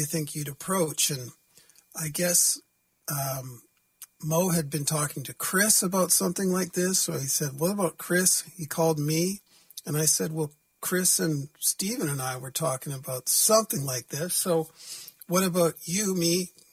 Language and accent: English; Vancouver, British Columbia, Canada; I'm from Vancouver, BC